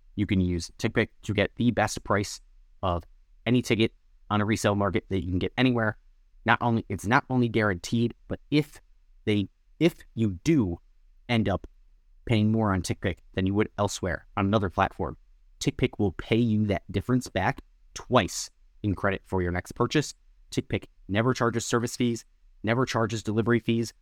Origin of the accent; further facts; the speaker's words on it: Appleton, Wisconsin, United States; growing up i, in Appleton, them being my hometown minor league baseball team